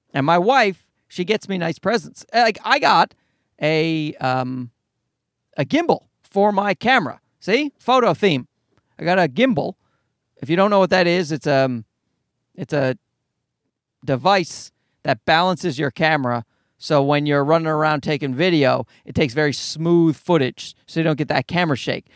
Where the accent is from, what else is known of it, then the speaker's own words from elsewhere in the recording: Canada; I'm Canadian